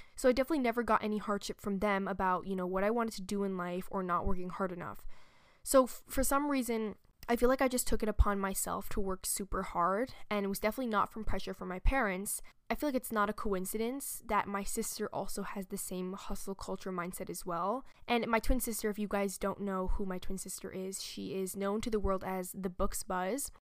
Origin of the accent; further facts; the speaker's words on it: New York, United States; a true New Yorker, because, you know, I live and I was born here in New York